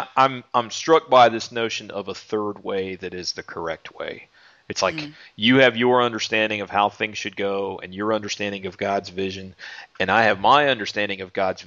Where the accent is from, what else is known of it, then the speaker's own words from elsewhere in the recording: United States; we as American Christians living in the 21st century